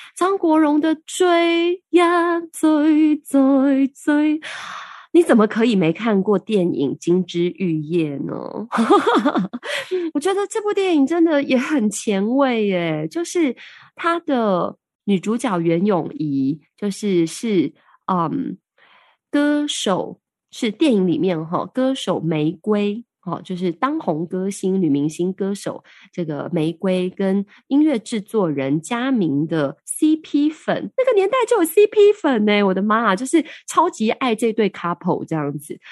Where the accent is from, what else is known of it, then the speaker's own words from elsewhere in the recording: Taiwan; 我们台湾人